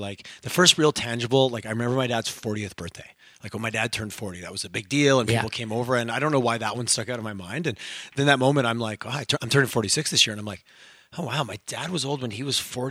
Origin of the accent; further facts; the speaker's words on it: Montreal, Quebec, Canada; now in Alberta, Canada; I'm from Montreal as well